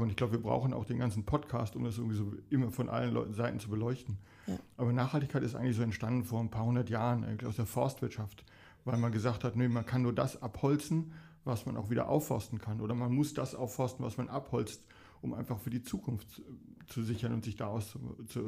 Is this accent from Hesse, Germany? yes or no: no; Dortmund, North Rhine-Westphalia, Germany; now in Limburgerhof, Germany; Momentan 58 und komme aus Dortmund.